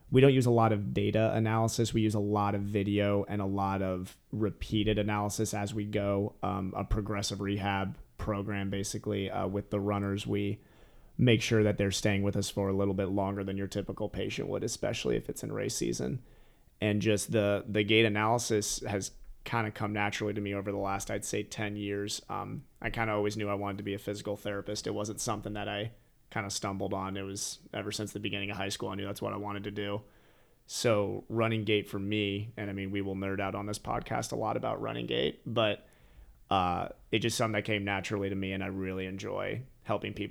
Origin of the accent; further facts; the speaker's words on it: Ohio, United States; also born or lived in Colorado; And you know, I came from Ohio where that was what I was known as in, in, in that area, and basically jumped to Colorado for a second and then came out here.